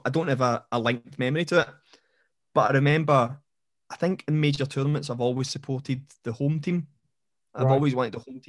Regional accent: Linwood, Scotland, United Kingdom; Because I grew up in Renfrewshire. I grew up in Linwood.

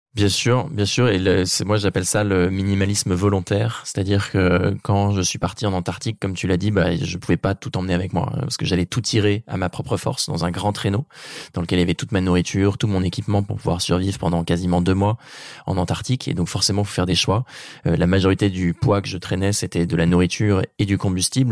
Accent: Normandy, France; dans ma région natale qui est la Normandie

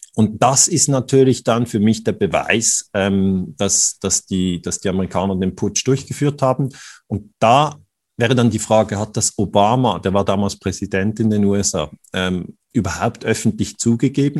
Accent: Switzerland

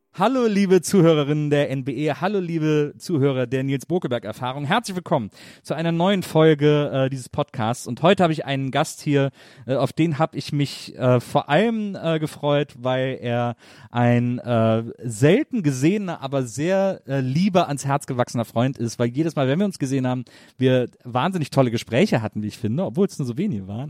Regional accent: Wesseling, North Rhine-Westphalia, Germany; ich komme aus Wesseling zwischen Köln und Bonn, so eine kleine Stadt

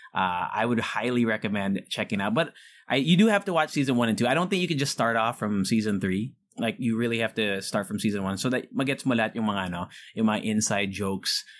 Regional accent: United States; moved away; when I was growing up in the States

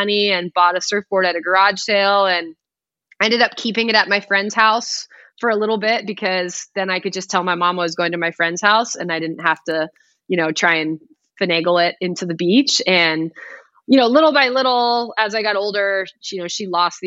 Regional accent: Palos Verdes, California, United States; I grew up in Palos Verdes, California, which is a coastal community

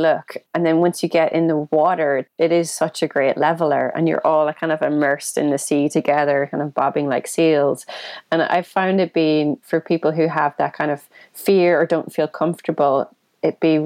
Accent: Ireland; white scrawny kid from Ireland

